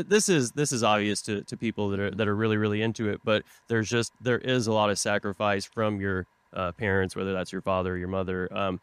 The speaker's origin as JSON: {"language": "English", "town": "Tulsa", "region": "Oklahoma", "country": "United States", "tie": "born or raised there", "moved": "yes", "said": "I'm from Tulsa, Oklahoma originally."}